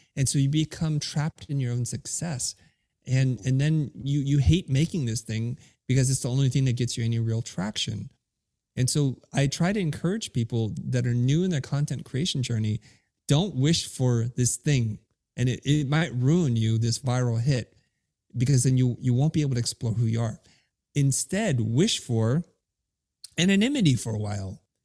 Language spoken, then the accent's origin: English; United States; English is a second language; I grew up in America